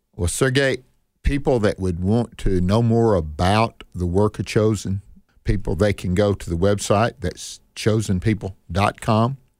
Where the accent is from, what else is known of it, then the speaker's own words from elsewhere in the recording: Northeast Mississippi, United States; I was born here in Northeast Mississippi.